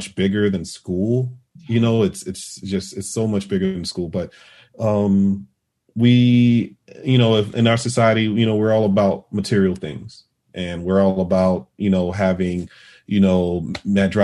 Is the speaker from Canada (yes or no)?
no; Vidalia, Georgia, United States; moved away; my hometown in Vidalia, Georgia. That's where I'm from.